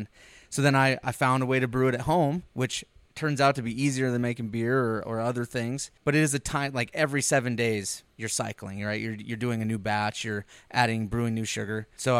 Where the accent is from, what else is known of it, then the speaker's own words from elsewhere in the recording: Plattsmouth, Nebraska, United States; also born or lived in Panama; So, after they met in on Hill Base, I was born in Panama. 3 years later, they moved to the Midwest. We spent some time in a little place called Plasmouth, Nebraska.